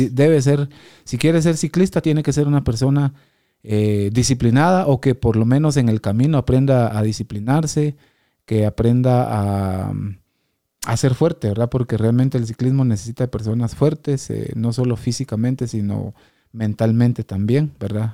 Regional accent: Quetzaltenango, Guatemala; como guatemalteco, pues ha sido siempre un orgullo y, un placer poder representar a, Guatemala, a, Quetzaltenango

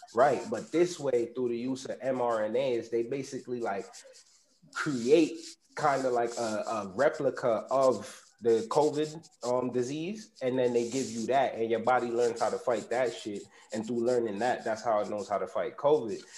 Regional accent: New York City, New York, United States; I'm from Uptown Bronx, born raised

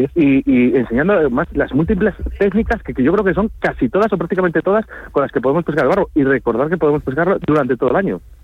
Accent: Spain; como buen español

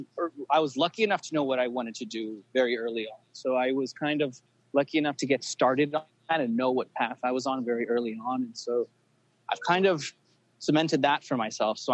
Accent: Los Angeles, California, United States; I was born in L.A. I'm American, but my parents are from Yugoslavia

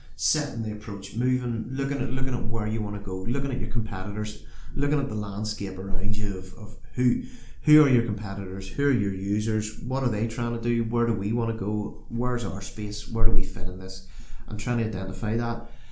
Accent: Northern Ireland, United Kingdom; as a Northern Irish person

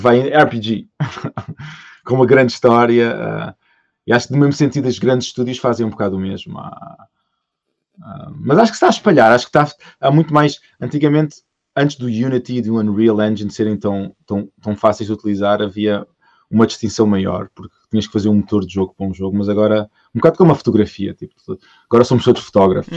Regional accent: Portugal; moved away as an adult; Eu saí de Portugal uh, o, em 2005.

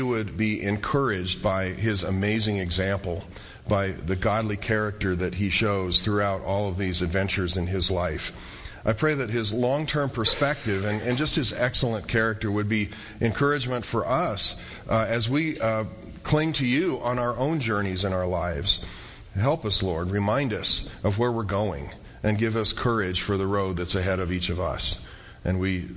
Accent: central Iowa, United States; now in Albuquerque, United States; I was growing up in Iowa, and every summer we would take a train trip from central Iowa to northern Colorado

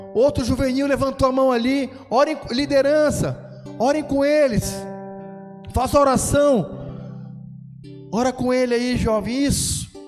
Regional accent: Brazil; moved away as an adult; now in Braga, Portugal; eu sou brasileiro, amo o Brasil

